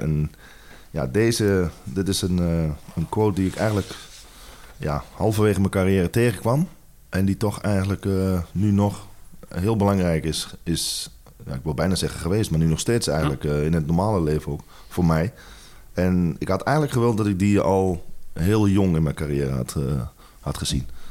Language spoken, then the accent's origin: Dutch; Netherlands; moved away as an adult; also born or lived in England / Spain / Italy / South Africa; wij als Nederlanders eh, Engels praten